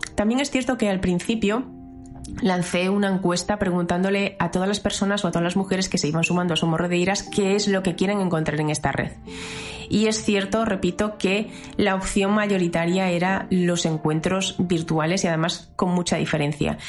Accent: Galicia, Spain; yo soy gallega y tenía también muchas ganas de que tuviera mucho, mucho que ver con la tierriña

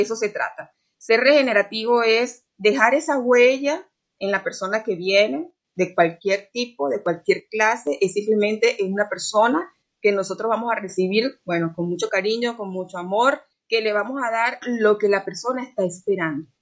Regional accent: Venezuela; now in Costa Rica; efectivamente soy venezolana, pero de verdad que aquí me he sentido como en casa

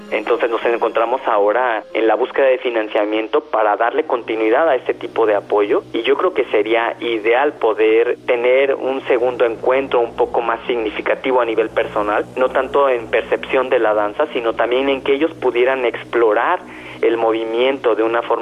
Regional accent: Mexico; eso es algo invaluable para mí, por ejemplo, como mexicano

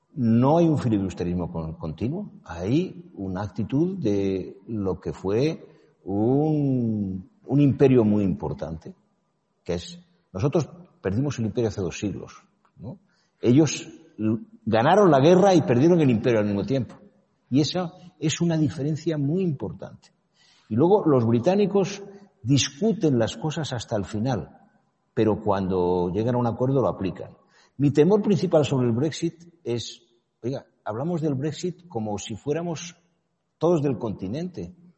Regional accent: Spain; yo, como español y como europeo

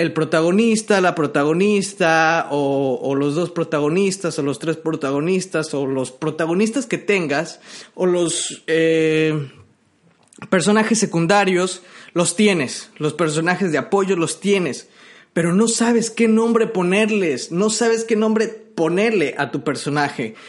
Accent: Mexico; yo que soy mexicano, hablo español

